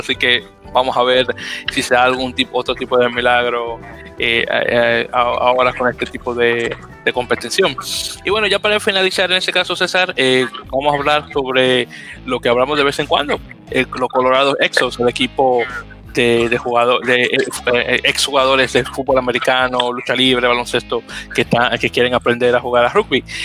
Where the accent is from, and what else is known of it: Dominican Republic